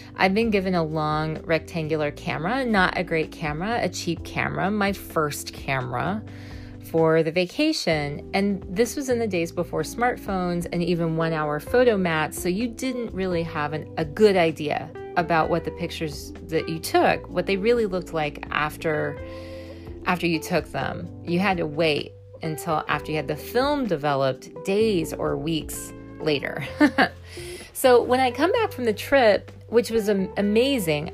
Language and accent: English; Missouri, United States; I was raised in a small town in Missouri